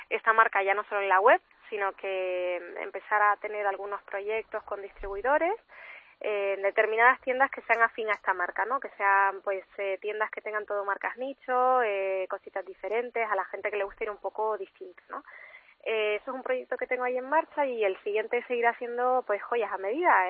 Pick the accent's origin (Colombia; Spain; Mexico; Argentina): Spain; Canary Islands; accent: Canarian; yo soy canaria, como se me estará oyendo